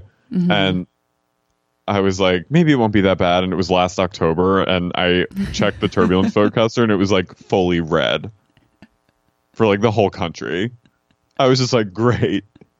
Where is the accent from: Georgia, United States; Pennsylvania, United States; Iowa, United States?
Pennsylvania, United States; Philadelphia; moved away; I'm from Philly. You know, I'm from Philly.